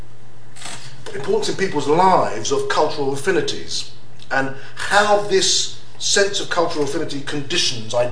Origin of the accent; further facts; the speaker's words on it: London, United Kingdom; I was raised in London.